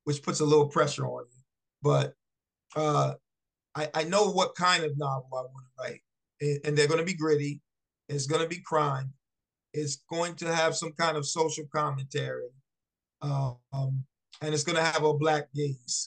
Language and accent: English; Virginia, United States; moved away; also born or lived in New Jersey; I was born in Virginia and left Virginia for New Jersey